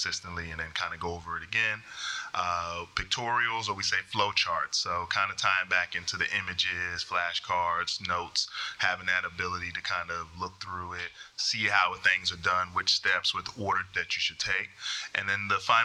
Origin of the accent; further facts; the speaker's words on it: North Carolina, United States; I'm from North Carolina